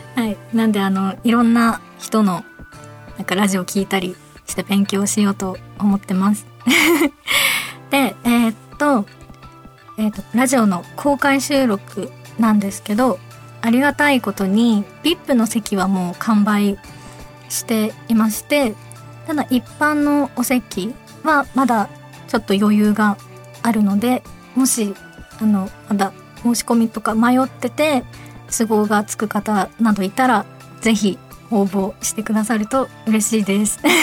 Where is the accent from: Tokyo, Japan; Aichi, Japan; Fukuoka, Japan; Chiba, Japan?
Fukuoka, Japan; accent: Fukuoka dialect; 私が福岡弁で話していく